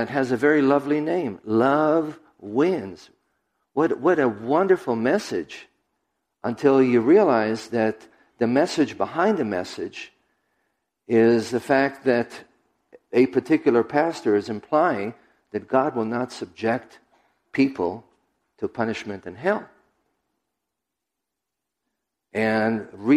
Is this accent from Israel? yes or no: yes; Israel; moved away; I was raised in Israel